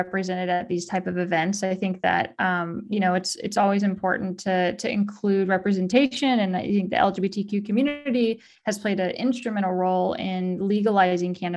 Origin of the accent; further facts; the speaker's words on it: rural California, United States; where I grew up in rural California.